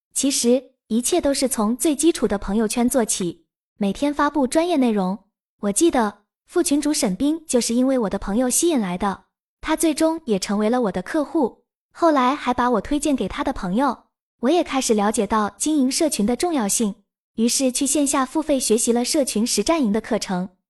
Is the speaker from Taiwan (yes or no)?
no; Nanjing, Jiangsu, China; also born or lived in Shanghai; 我是南京人，曾在上海工作了三年